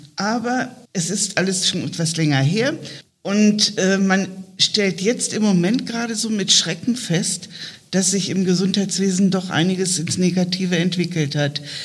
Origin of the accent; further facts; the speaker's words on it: southern Lower Saxony, Germany; now in Bremen, Germany; aus meiner Heimat in Niedersachsen, südliches Niedersachsen, plattes Feld